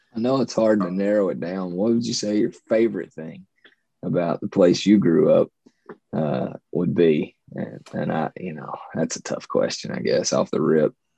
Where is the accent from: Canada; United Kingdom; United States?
United States; Eastern Kentucky; 30 something male from Appalachia. Uh, got three kids, wife. I lived here my whole